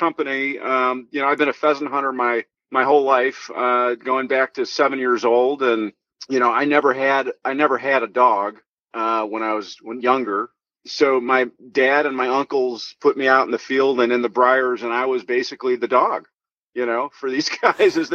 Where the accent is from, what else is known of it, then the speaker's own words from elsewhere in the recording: Northern Illinois, United States; I grew up in Illinois, Northern Illinois